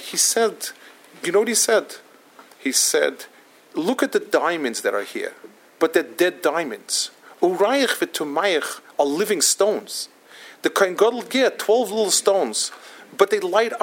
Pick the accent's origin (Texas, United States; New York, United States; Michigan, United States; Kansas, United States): New York, United States; also born or lived in Israel; I come from Manhattan.